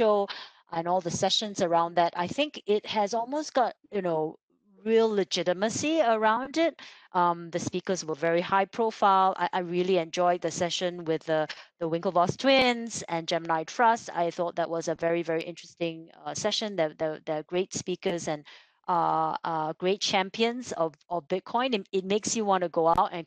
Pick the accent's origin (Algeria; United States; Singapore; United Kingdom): Singapore; as a Singaporean